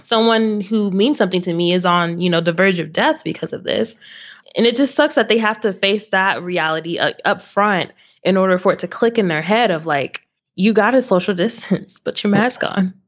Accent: Waco, Texas, United States; also born or lived in Arlington, Texas / Grand Prairie, Texas / Addison, Texas; now in Irving, United States; I grew up actually in Waco, Texas

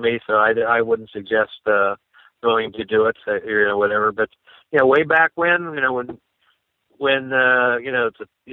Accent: Punxsutawney, Pennsylvania, United States; I was born and raised in Punxsutawney

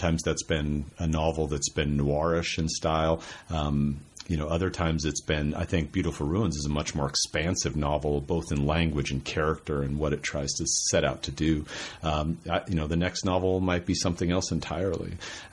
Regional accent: Spokane, Washington, United States; I grew up in Spokane, Washington, didn't go on an airplane until I was 20

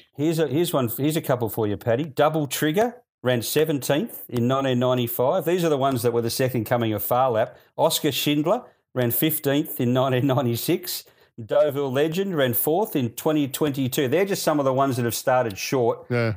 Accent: Melbourne, Victoria, Australia; I grew up in Melbourne

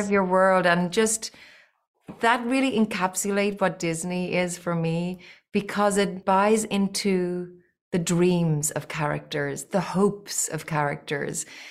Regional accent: Ireland; I grew up in Little Old Ireland

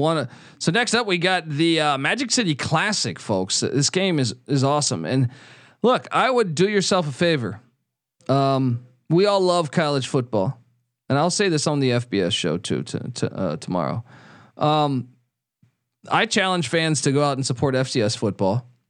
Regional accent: Washington, District of Columbia, United States; I grew up in Washington, D C, uh, a Redskins fan

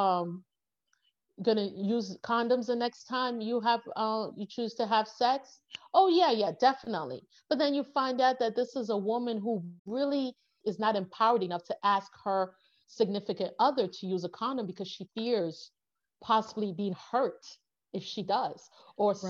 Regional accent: United States; I'm American

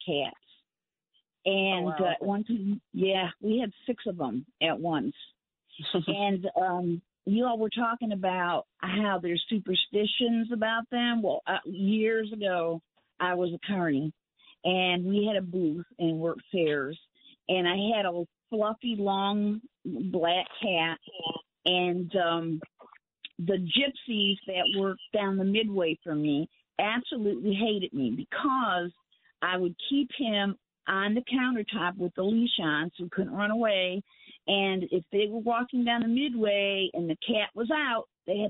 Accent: a suburb of Cleveland, Ohio, United States; moved away as an adult; also born or lived in north central Florida; now in Florida, United States; I'm from Ohio, a suburb of Cleveland.

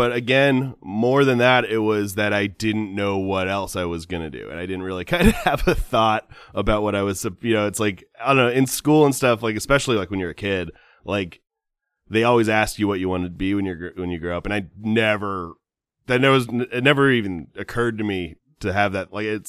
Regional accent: California, United States; And you know, again, I'm from Southern California

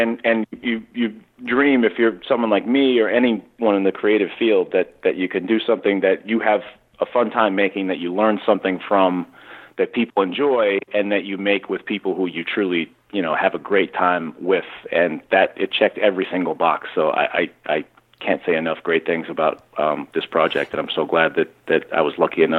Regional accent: Newton, Massachusetts, United States; That'd be awesome. Fellow Massachusetts guy.

